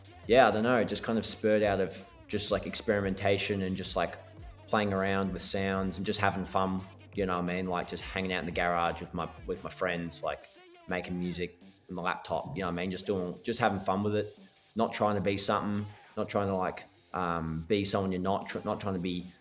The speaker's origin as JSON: {"language": "English", "country": "Australia", "lives_now": "Melbourne, Australia", "said": "Being Aussie"}